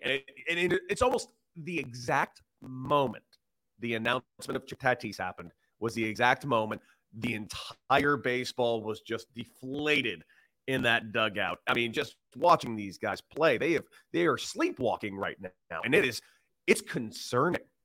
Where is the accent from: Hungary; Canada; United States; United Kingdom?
United States; Los Angeles, California; now in Chicago, United States; A Los Angeles person that actually is from there